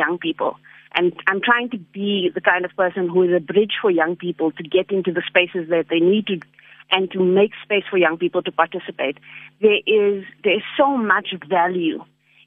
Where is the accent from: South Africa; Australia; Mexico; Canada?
South Africa; Johannesburg, Gauteng; also born or lived in United States; I grew up in El Dorado Park